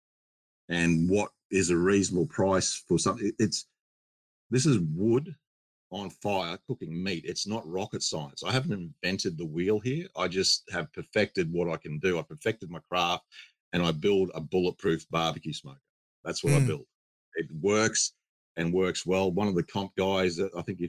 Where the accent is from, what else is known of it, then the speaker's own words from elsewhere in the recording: Australia; we're Australian. We build Australian